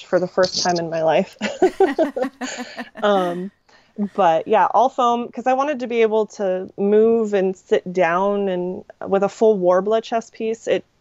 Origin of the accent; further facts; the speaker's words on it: Redding, California, United States; I'm from Reading, and we have this, like, the world's largest working sundial as a bridge